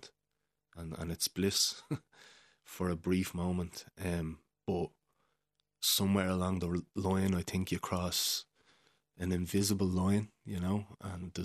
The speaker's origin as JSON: {"language": "English", "town": "Dublin", "region": "Leinster", "country": "Ireland", "tie": "born or raised there", "said": "I grew up in South County Dublin and, to a single mother"}